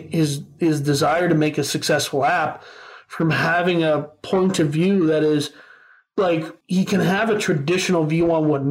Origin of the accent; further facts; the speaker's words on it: Texas, United States; I always just say I'm a Texan